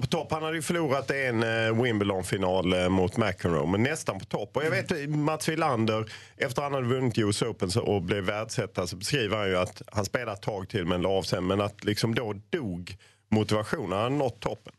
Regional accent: Lund, Skåne, Sweden; jag är ju född i Lund

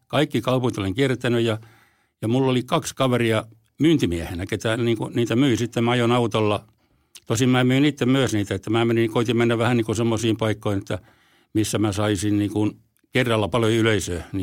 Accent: Häme, Finland; vaikka mä olen hämäläinen, niin mä tykkään semmoista nopeasta ja aggressiivisesta touhusta.

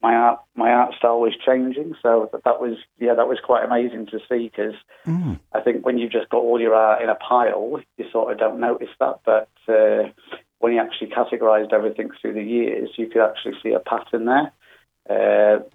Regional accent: North Wales, United Kingdom; moved away; also born or lived in Australia; I'm from North Wales originally

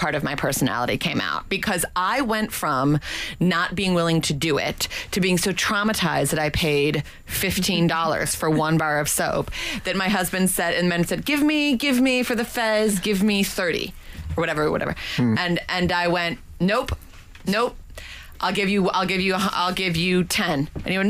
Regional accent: United States; I'm American

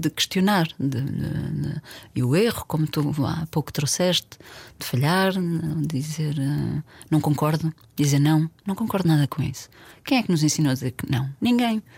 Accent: Porto, Norte, Portugal; also born or lived in Alentejo; now in Lisbon, Portugal; eu, super urbana, eu cresci no Porto, vivo uhum. em Lisboa há muitos anos

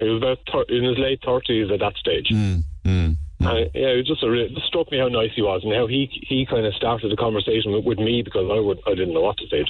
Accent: Kilkenny, Leinster, Ireland; moved away as an adult; also born or lived in London; I said, I'm from Kilkenny.

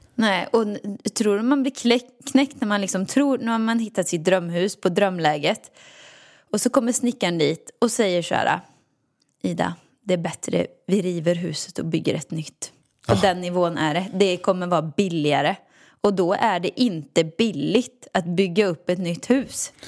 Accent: Åmål, Västra Götaland, Sweden; moved away; hemma i Åmål i villan

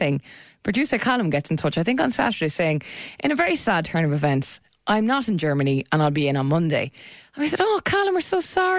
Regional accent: Ireland; us Irish people

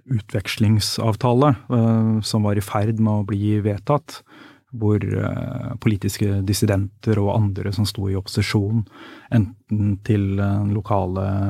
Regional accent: Norway; jeg er jo vokst opp her

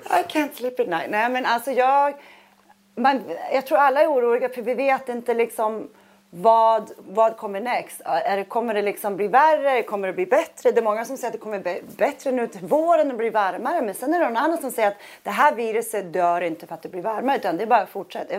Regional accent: Sweden; also born or lived in New York / Miami; now in Monaco; i USA känner jag mig otroligt svensk

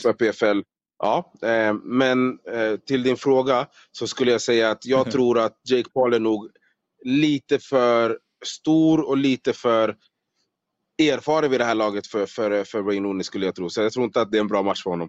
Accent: Solna, Stockholm County, Sweden; moved away as an adult; now in Las Vegas, United States; född och uppvuxen i eh, Solna i Stockholm.

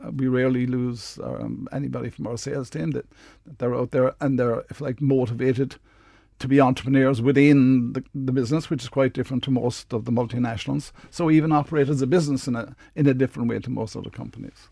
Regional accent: Midleton, Munster, Ireland; I'm from Middleton

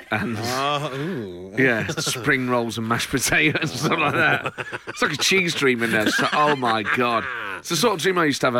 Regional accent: Nottingham, East Midlands, United Kingdom; We're from Nottingham

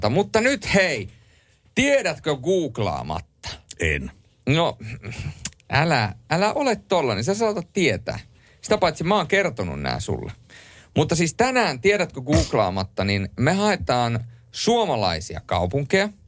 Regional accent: Rovaniemi, Lapland, Finland; now in Helsinki, Finland; se oli muuten semmoinen asia, kun mä aikoinaan muutin Helsinkiin Rovaniemeltä

